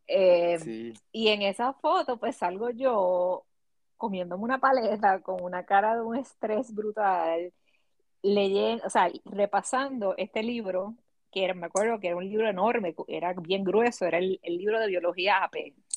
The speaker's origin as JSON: {"language": "Spanish", "country": "Puerto Rico", "tie": "born or raised there", "said": "mis experiencias creciendo en Puerto Rico"}